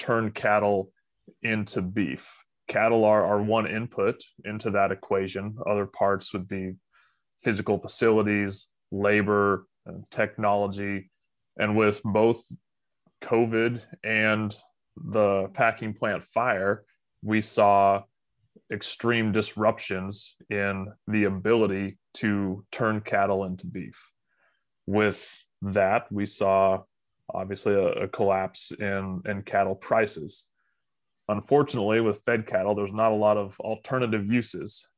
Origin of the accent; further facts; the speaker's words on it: Phillipsburg, Kansas, United States; So I grew up in Phillipsburg, Kansas, which is in northwest or north